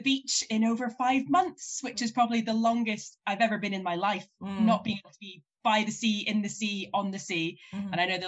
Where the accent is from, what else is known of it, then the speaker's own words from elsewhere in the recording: Moray coast, Scotland, United Kingdom; moved away as an adult; now in Edinburgh, United Kingdom; I grew up on the Murray coast